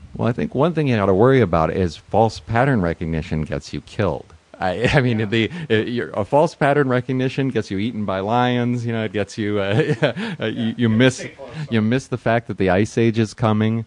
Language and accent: English; New York, United States; also born or lived in San Francisco; now in Los Angeles, United States; I came here from San Francisco, uh, uh but uh, originally from New York